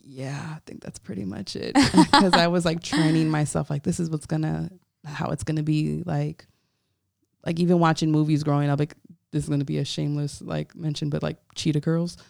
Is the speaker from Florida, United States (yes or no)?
yes; Hollywood, Florida, United States; I'm from Hollywood, Florida, so I'm a Broward baby.